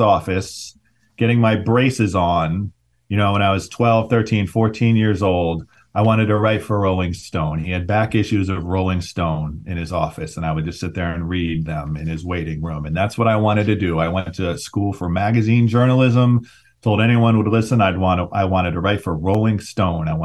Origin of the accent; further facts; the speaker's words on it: Ohio, United States; moved away as an adult; also born or lived in Oakland, California / New York City; I grew up mostly in Ohio